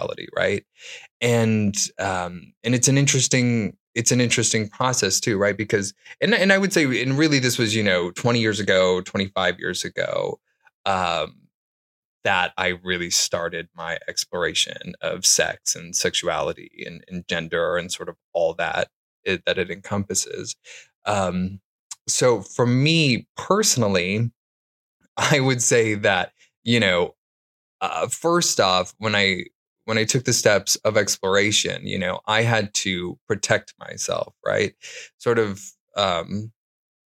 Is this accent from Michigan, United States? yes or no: yes; Detroit, Michigan, United States; I grew up in Detroit, Michigan